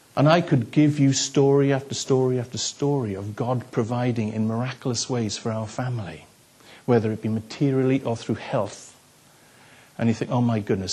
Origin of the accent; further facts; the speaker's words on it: the Welsh Valleys, Wales, United Kingdom; I grew up in the Welsh Valleys